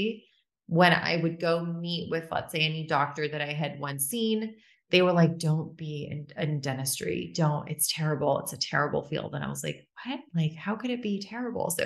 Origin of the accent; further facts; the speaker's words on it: Orange County, Southern California, United States; from California, born and raised here from Southern California. Grew up in Orange County